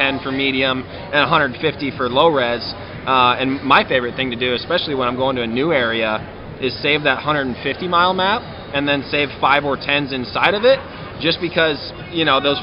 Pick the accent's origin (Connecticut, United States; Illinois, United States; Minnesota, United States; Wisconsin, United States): Wisconsin, United States; my home state of Wisconsin